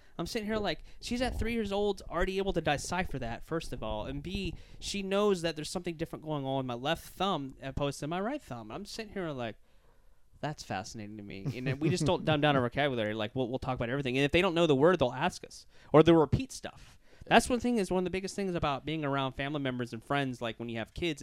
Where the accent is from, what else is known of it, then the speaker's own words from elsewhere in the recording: Louisiana, United States; now in Florida, United States; I'm from Louisiana